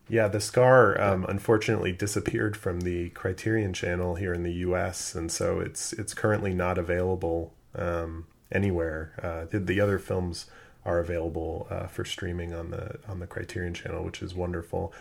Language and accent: English; Los Angeles, California, United States; growing up in Los Angeles